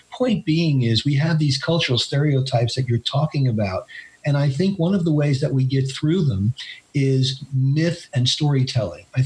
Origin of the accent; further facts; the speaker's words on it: New York, United States; I am a New Yorker, as Bill said, and I have lived. Uh, basically in Appalachia for the last seven and a half years. I live in Western North Carolina